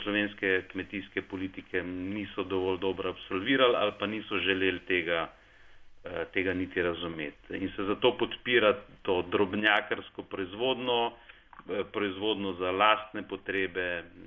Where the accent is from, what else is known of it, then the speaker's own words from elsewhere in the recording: Slovenia; smo Slovenci